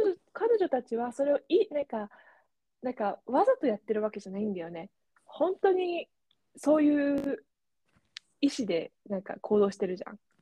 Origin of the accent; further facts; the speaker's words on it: Japan; first language Japanese; moved away; 私が、あ、ね、日本人